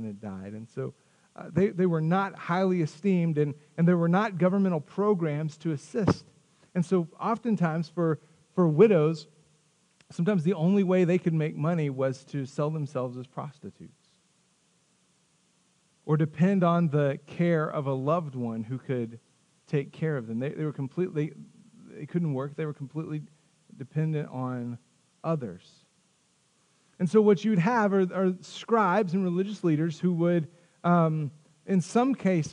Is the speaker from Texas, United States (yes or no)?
yes; Tahoka, Texas, United States; I grew up in Tohoka, Texas. Tohoka, Texas is a farming community